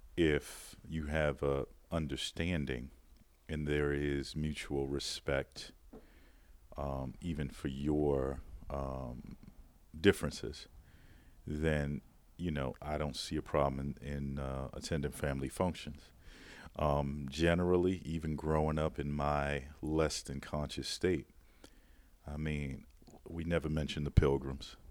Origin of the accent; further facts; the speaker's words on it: Baltimore, Maryland, United States; a background in wine growing up in Baltimore